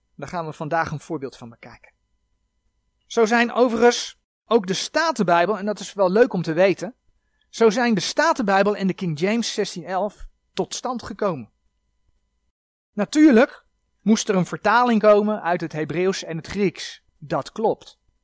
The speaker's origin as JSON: {"language": "Dutch", "country": "Netherlands", "said": "wij als Nederlanders"}